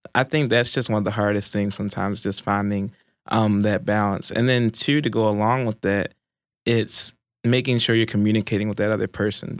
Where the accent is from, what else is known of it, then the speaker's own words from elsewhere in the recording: Baltimore, Maryland, United States; moved away; originally from Baltimore, Maryland